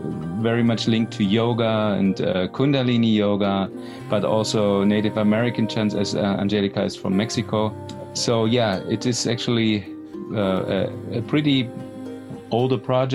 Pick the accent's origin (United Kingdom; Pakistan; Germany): Germany; East Germany; I'm from Germany. I grew up in East Germany.